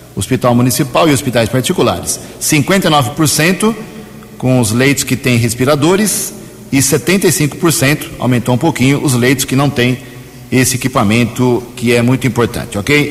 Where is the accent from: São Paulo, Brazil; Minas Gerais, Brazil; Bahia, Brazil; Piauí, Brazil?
São Paulo, Brazil; Americana; também nasci aqui